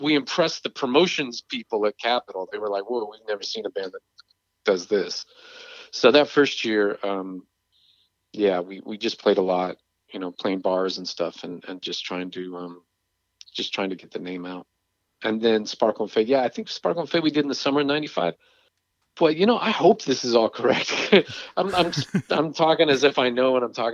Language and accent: English; England, United Kingdom; moved away; growing up in England